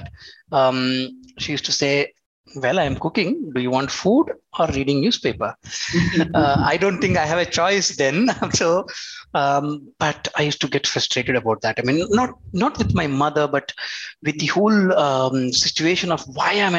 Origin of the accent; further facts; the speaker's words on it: Andhra Pradesh, India; I was born and brought up in Andhra.